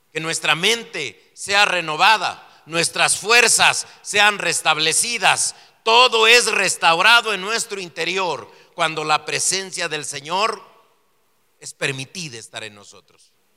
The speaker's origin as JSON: {"language": "Spanish", "country": "Mexico", "tie": "born or raised there", "also_born_or_lived": "Mexico City"}